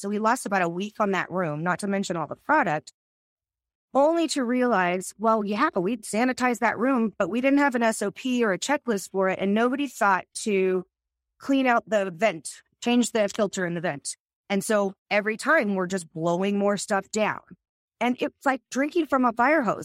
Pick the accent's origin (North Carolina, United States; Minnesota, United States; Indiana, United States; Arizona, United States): Arizona, United States; I grew up in Arizona